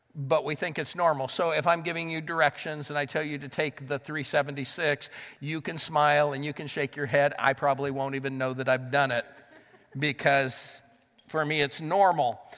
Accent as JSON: {"language": "English", "region": "Southern California", "country": "United States", "tie": "born or raised there", "moved": "as an adult", "lives_now": "Pittsburgh, United States", "said": "I grew up in Southern California, but I lived in Northern California for a number of years"}